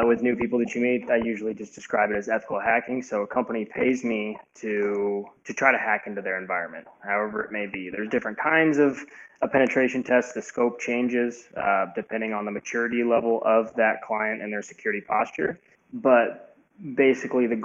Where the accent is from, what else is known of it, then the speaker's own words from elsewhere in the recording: Indianapolis, Indiana, United States; moved away as an adult; now in Chicago, United States; I grew up in Indianapolis